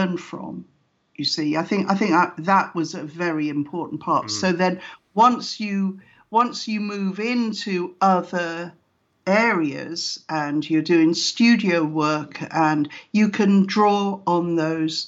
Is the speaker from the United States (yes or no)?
no; South Wales, United Kingdom; moved away as an adult; also born or lived in London; I was born in South Wales, which is known as the land of song, you know, with pretty musical from Wales. And so I was in school orchestras